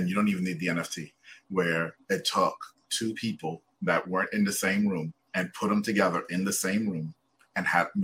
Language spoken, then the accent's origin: English; Trinidad & Tobago; now in United States; I'm originally from Trinidad.